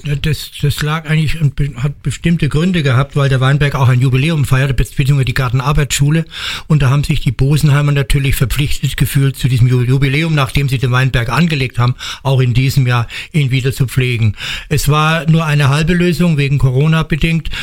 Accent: Bad Kreuznach, Rhineland-Palatinate, Germany; ich komme aus Kreuznach, ich bin kein Berliner

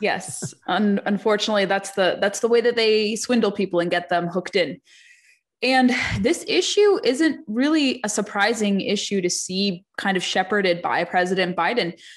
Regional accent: California, United States; moved away; California is my home state originally

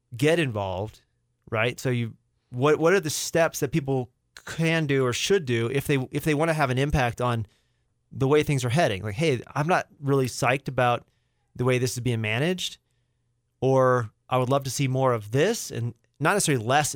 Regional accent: Rogers, Arkansas, United States; moved away; I grew up there. I grew up in Rogers.

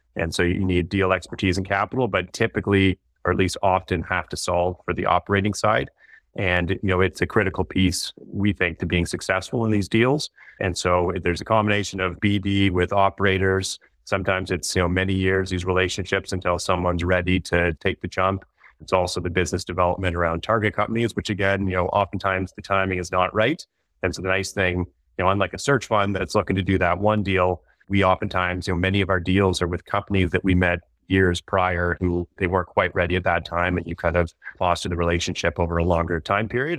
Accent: Toronto, Ontario, Canada; also born or lived in Nova Scotia; I'm from Toronto originally.

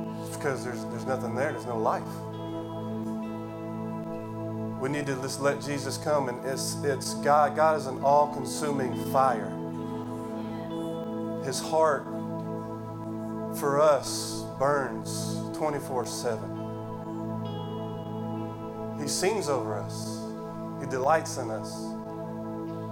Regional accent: Cantonment, Florida, United States; moved away; I'm from Cantonment, Florida

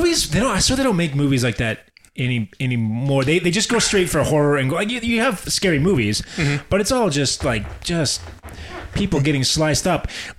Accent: Utah, United States; So we're from Utah.

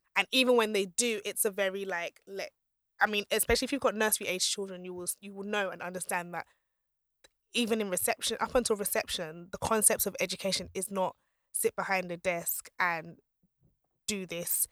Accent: Nigeria; I'm Nigerian, I'm Yoruba

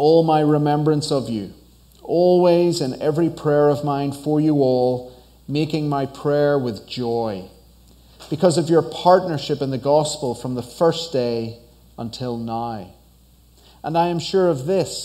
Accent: Northern Ireland, United Kingdom; moved away as an adult; now in United States; I'm from Northern Ireland, on the other side of the Atlantic. So that's where the accent is from

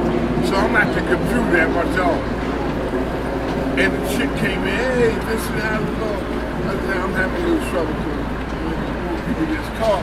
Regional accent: New York City, New York, United States; I'm born and raised in New York, man. I'm 16.

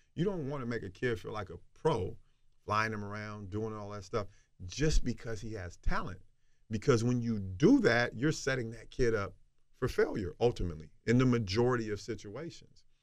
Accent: the South, United States; from where I'm from and growing up in the South

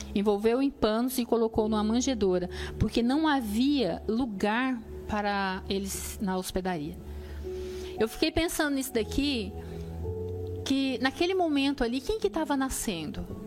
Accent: Brazil; moved away; a gente vem do Brasil

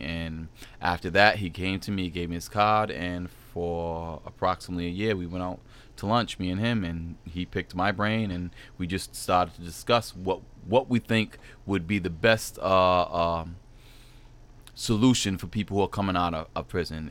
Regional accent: Providence, Rhode Island, United States; also born or lived in Germany; I was born in Germany, but raised pretty much in Mount Hope area, Providence, Rhode Island.

